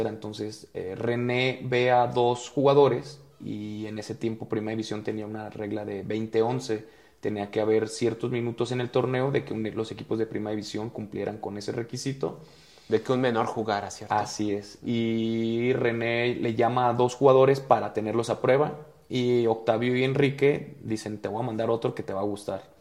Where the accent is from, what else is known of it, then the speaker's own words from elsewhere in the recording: Guadalajara, Jalisco, Mexico; Y pues para, para hacerlo breve, yo soy de Guadalajara, empiezo en un equipo que se llama Vaqueros de Ixtlán desde cuarta división